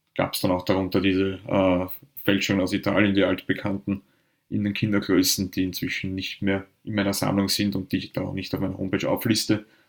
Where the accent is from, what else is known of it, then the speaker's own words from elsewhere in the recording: Vienna, Austria; Ich bin auch im Westen Wiens aufgewachsen, eigentlich gegenüber vom alten Spielplatz, den Rudolfsheimer Sportplatz